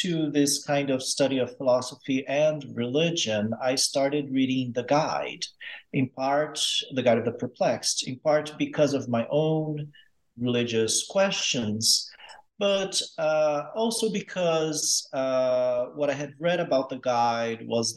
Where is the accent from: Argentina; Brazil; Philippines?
Brazil; moved away as an adult; now in United States; I grew up in Brazil. I grew up moving around a lot